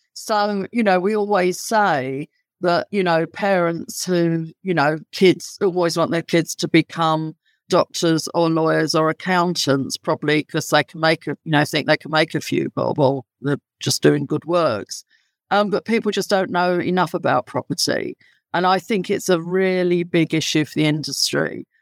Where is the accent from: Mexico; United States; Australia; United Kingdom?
United Kingdom; London; accent: London; my accent would indicate I'm very, very much London born and bred.